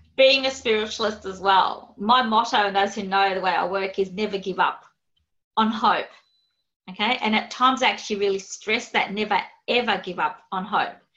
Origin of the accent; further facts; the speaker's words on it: Australia; accent: Aussie; my Aussie accent